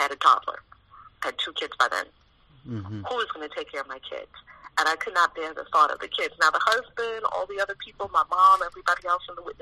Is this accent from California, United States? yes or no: no; New York City, New York, United States; I was born and raised in New York City in Harlem, right in the middle of the hood